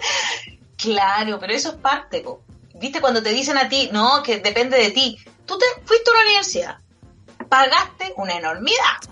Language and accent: Spanish; Valparaíso, Chile; Soy chilena, nací aquí, nunca he vivido en otro país. Eh, me siento muy porteña